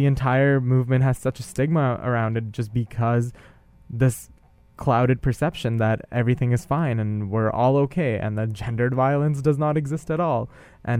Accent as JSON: {"language": "English", "country": "India", "tie": "born or raised there", "moved": "yes", "said": "growing up in India and being a cisgender male"}